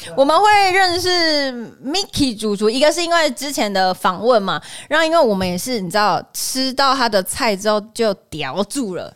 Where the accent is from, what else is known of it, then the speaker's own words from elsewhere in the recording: Taiwan; now in Melbourne, Australia; 毕竟我们是台湾人嘛